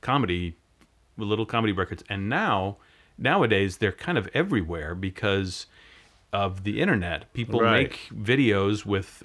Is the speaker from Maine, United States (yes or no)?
yes; Maine, United States; When I was growing up in Maine